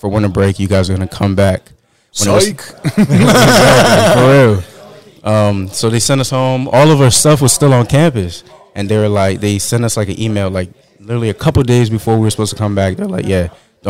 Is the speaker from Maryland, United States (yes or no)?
yes; Maryland, United States; moved away as an adult; also born or lived in Belgium / Benin / Atlanta; now in New York, United States; I live in New York now. I was born in Belgium, was raised for 4 years in Benin, and grew up in Maryland